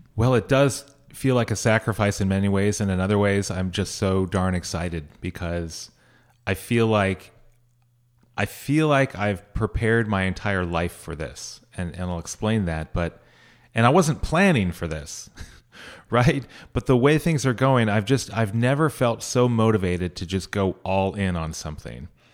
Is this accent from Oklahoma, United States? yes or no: no; Sierra Nevada foothills, California, United States; moved away as an adult; also born or lived in San Francisco / San Bruno / Washington, D.C. / Jerusalem; I actually grew up in the middle of five children, up in the foothills of the Sierra Nevadas. So halfway between Sacramento and Lake Tahoe.